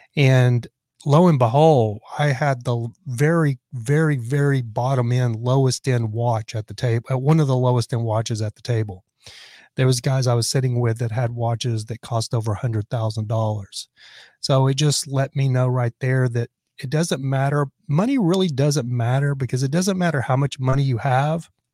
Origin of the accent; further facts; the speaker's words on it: Lubbock, Texas, United States; I'm from Lubbock, Texas